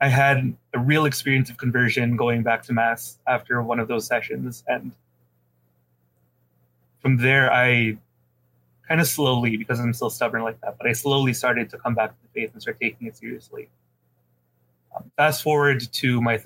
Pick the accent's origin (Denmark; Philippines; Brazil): Philippines; I'm a Filipino